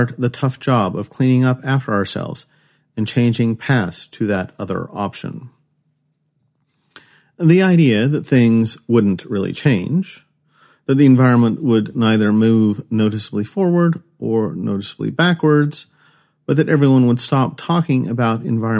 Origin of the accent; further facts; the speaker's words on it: Los Angeles, California, United States; I grew up near Los Angeles during the 1990s. My mother tells the story of a time when I was very young and my grandparents came to visit from the Midwest.